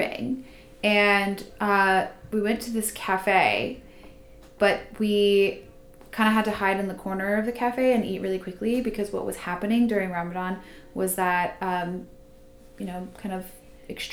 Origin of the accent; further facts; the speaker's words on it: United States; I'm American